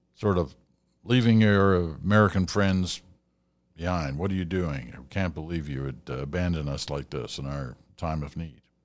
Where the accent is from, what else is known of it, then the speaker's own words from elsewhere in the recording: Canada; as a Canadian